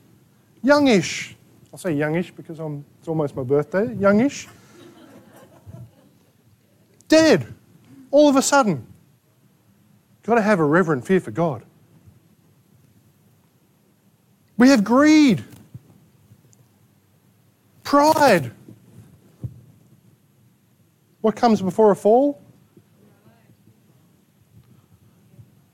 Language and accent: English; Australia; We're Australian.